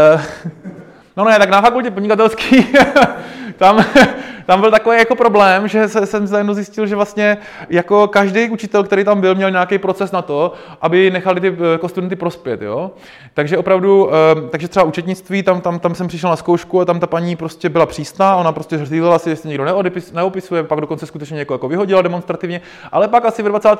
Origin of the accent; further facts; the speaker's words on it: Náchod, Hradec Králové Region, Czechia; já jsem z Náchoda